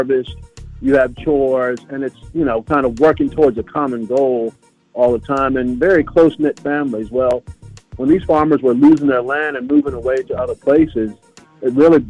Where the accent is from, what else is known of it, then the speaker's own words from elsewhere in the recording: Florida, United States; growing up in Florida